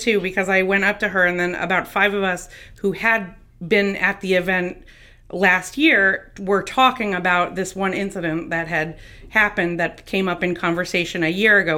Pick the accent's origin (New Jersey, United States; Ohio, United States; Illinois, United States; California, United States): New Jersey, United States; New Jersey, which is my hometown